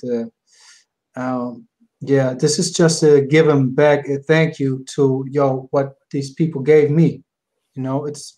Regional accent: Hamburg, Germany; And I'm from Hamburg, Germany.

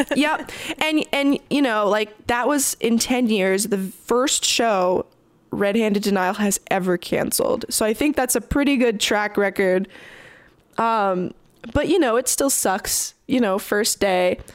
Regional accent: Toronto, Ontario, Canada; I'm from Toronto

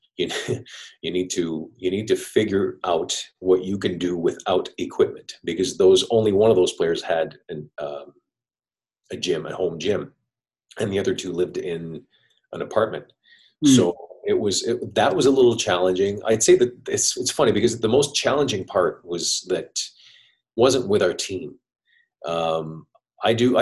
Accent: Montreal, Quebec, Canada; now in Tampa, United States; I'm from Montreal, Canada

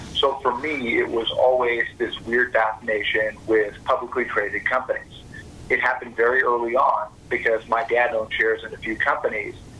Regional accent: Fort Worth, Texas, United States; I was born and raised in Fort Worth, Texas

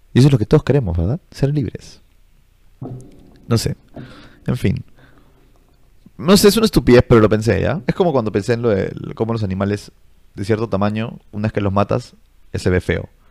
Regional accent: Peru; yo soy del, del tercer mundo, brother, soy de Perú

